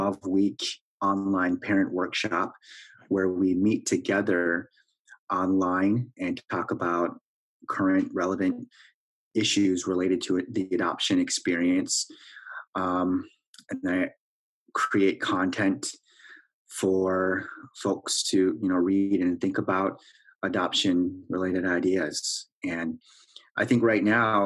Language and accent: English; Wisconsin, United States; moved away as an adult; also born or lived in Korea; now in Minneapolis, United States; I was born in Korea, placed for adoption when I was 3.5 years old, and raised in Wisconsin